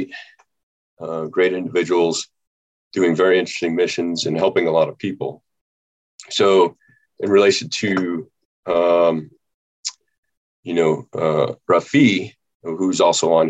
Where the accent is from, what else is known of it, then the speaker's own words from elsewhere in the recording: Nebraska, United States; moved away; I was born and raised in Nebraska